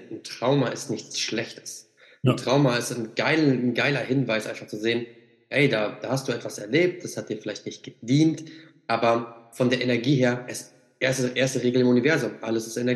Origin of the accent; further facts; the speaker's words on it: Siegen, North Rhine-Westphalia, Germany; Also ich bin jetzt gerade noch bis Ende Juni bin ich auf jeden Fall noch hier in Siegen, quasi mhm. in meiner Heimat.